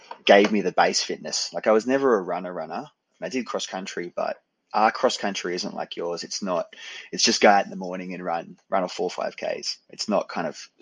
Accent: Australia; accent: Australian; I'm Australian, born in Australia

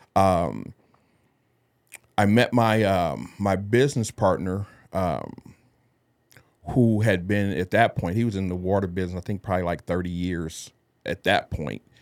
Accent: Detroit, Michigan, United States; moved away as an adult; now in San Antonio, United States; I am originally from Detroit, Michigan, born and raised

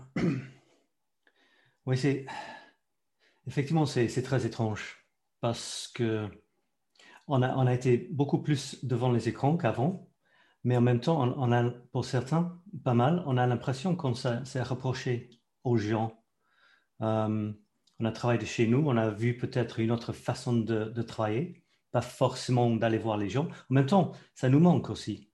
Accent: London, United Kingdom; French is a second language; moved away as an adult; also born or lived in Scotland; now in France; je suis né en Écosse. Je ne peux pas dire que je suis anglais. Je dois dire que je suis écossais. Mais à l'âge de deux ans, mes parents ont déménagé euh, vers Londres.

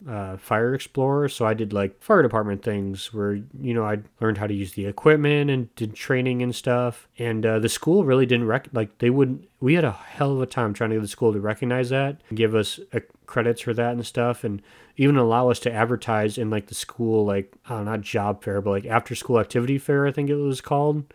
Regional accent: United States

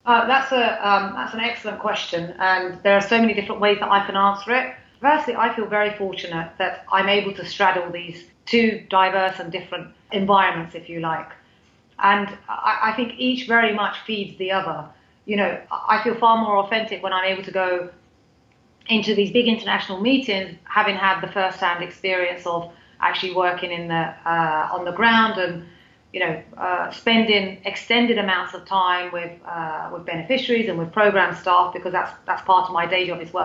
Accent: United Kingdom; born or raised there; moved away as an adult; now in Turkey

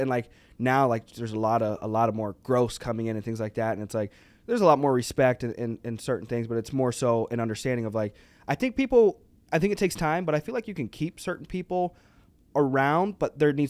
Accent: the South, United States; We don't say, like, I don't, like, where I'm from, like, I was raised in the South.

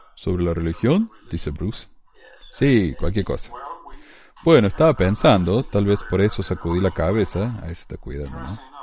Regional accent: Córdoba, Argentina; accent: cordobés; now in Ogden, United States; yo soy de Córdoba, porque tengo acento cordobés obviamente.

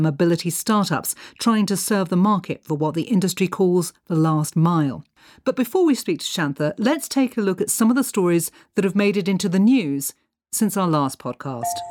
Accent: London, United Kingdom; now in South Africa; as a Londoner

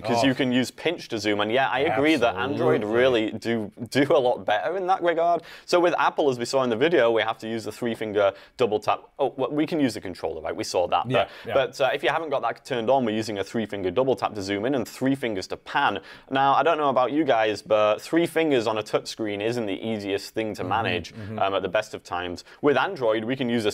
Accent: Ossett, Yorkshire and the Humber, United Kingdom; moved away; I am from Yorkshire is the county, and the town is called Ossett.

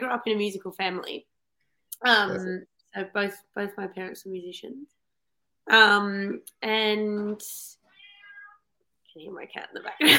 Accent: Tasmania, Australia; I'm from Tassie.

